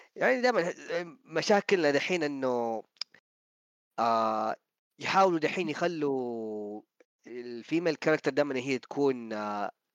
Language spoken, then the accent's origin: Arabic; Saudi Arabia; عندنا في السعوديه